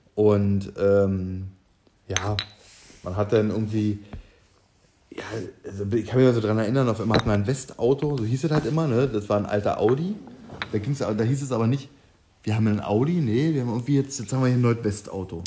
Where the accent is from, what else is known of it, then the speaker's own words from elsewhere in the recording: Germany; also born or lived in Berlin; aus meinem Heimatdorf